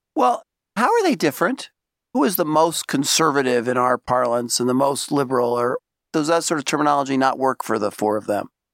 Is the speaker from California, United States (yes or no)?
no; New York City, New York, United States; I'm from Brooklyn